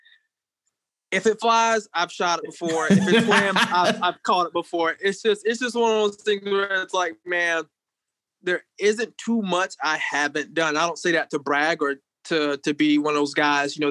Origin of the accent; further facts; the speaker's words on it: Hilliard, Florida, United States; moved away as an adult; also born or lived in Jacksonville, Florida; now in Duluth, United States; I was born in Jacksonville, Florida. I was raised in Hilliard and Callahan, Florida.